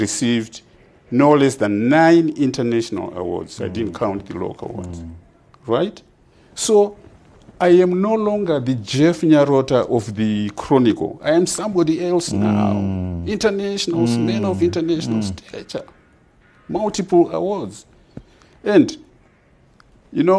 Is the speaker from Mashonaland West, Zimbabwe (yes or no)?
no; Makoni, Manicaland, Zimbabwe; also born or lived in United States; made by the people of Makoni, my home area, my constituency